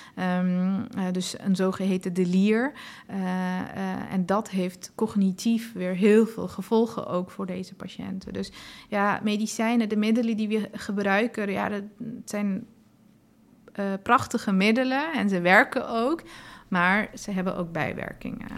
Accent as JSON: {"language": "Dutch", "country": "Afghanistan", "tie": "born or raised there", "moved": "yes", "lives_now": "Netherlands", "said": "ik ben zelf ook geboren in Afghanistan en roots liggen daar."}